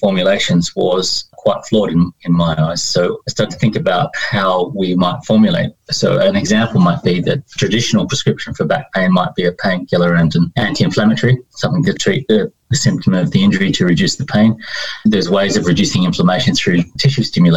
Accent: Sydney, New South Wales, Australia; accent: Australian; moved away as an adult; also born or lived in Winchester, United Kingdom; now in United Kingdom; I grew up in Sydney

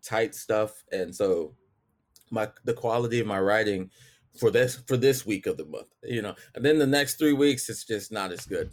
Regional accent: Texas, United States; I'm from Texas

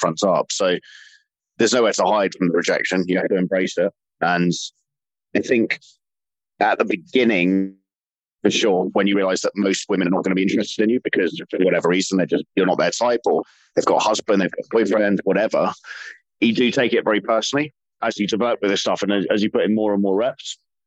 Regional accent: London, United Kingdom; accent: English; Usually I'm from London. My accent sounds like English.

